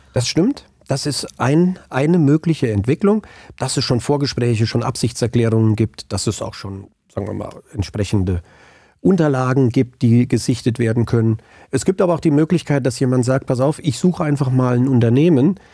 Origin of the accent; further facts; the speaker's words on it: Angelburg, Hesse, Germany; also born or lived in Frankfurt; now in Biedenkopf, Germany; bin waschechter Hinterländer, aufgewachsen in Angelburg, jetzt aber schon lange in Biedenkopf